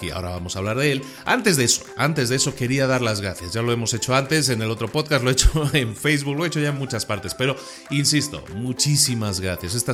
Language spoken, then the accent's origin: Spanish; Spain; now in Puebla, Mexico; aunque mi acento no lo delate tanto, soy, soy español que vive en México desde hace ya unos cuantos años y este podcast se graba en Puebla, México